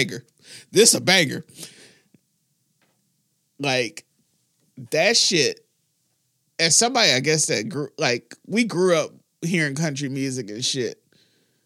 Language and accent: English; the South, United States; accent: Southern; they talk about Southerners and talk about like our accents